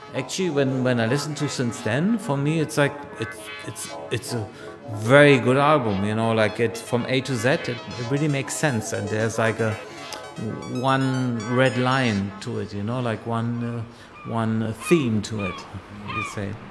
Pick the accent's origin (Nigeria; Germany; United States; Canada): Germany; I'm born and raised in Germany